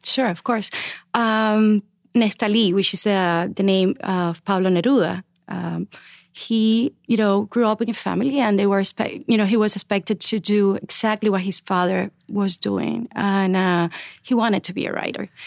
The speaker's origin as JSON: {"language": "English", "region": "Artemisa", "country": "Cuba", "tie": "born or raised there", "moved": "yes", "said": "my hometown story, my little town story in Artemisa"}